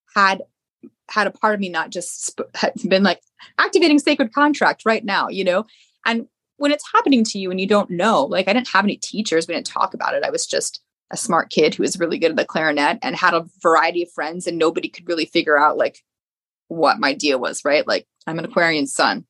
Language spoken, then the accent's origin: English; outside of the Philadelphia area, Pennsylvania, United States; i grew up outside of the Philadelphia area.